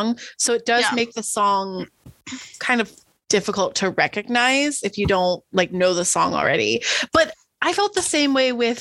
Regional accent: Midwest, United States; I'm from the Midwest

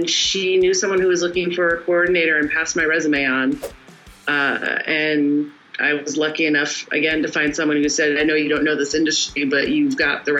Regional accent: Connecticut, United States; I was born in the U.S. in Connecticut. Grew up there.

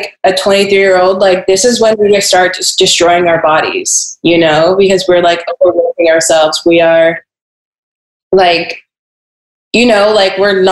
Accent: Portland, Oregon, United States; I grew up in Portland, Oregon

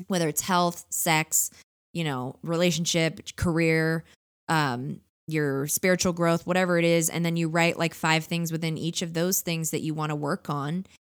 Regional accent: Orange County, California, United States; I live in California. I grew up in Orange County.

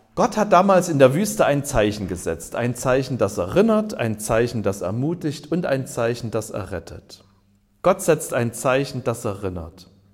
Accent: Germany; Ich bin ja in der DDR aufgewachsen

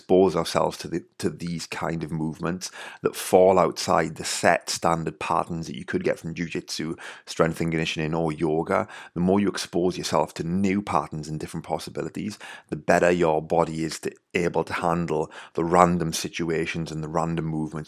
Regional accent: Wales, United Kingdom; accent: Welsh; my Welsh accent

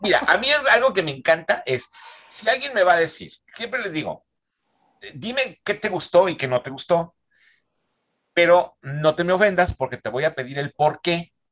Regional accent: San Luis Potosí, Mexico; moved away as an adult; now in Monterrey, Mexico; yo nací en San Luis Potosí, este, me vengo a Monterrey a estudiar la carrera de cine

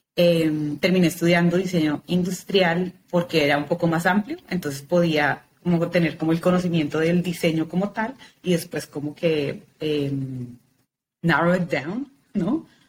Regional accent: Bogotá, Colombia; nací en Bogotá, Colombia, nací, crecí, es el único lugar donde he vivido

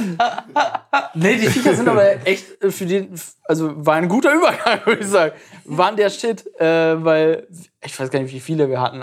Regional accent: East Frisia, Lower Saxony, Germany; ich bin in Ostfriesland geboren.

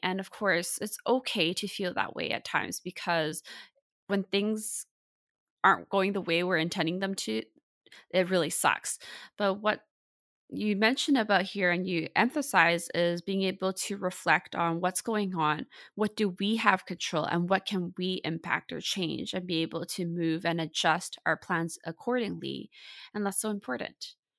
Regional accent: Vancouver, British Columbia, Canada; I was born and raised in Vancouver, Canada.

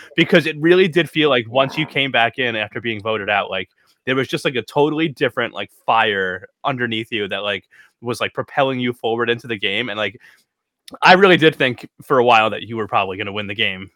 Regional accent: New York, United States; we're from New York, we're from the U.S.

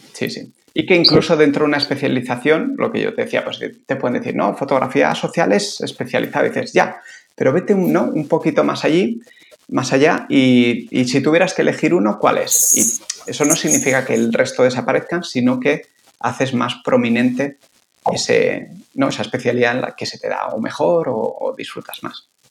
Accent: San Sebastián, Basque Country, Spain; moved away as an adult; also born or lived in Bilbao / Italy; now in Barcelona, Spain; yo soy de Donosti, pero bueno, muy bastante rápido me fui a, Bilbo a hacer la carrera de biología y luego me tiré 11 años en Barcelona

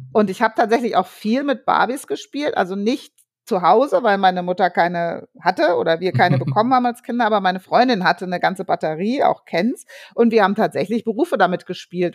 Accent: Frankfurt, Hesse, Germany; also born or lived in Darmstadt; ich bin ja in Frankfurt groß geworden, Frankfurt und Darmstadt

